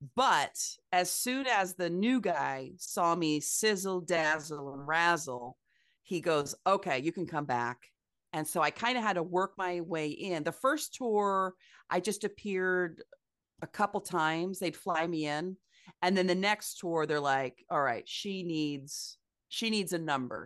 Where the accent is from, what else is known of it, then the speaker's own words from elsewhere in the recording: Ames, Iowa, United States; I was born and raised in Ames, Iowa, very Midwestern college town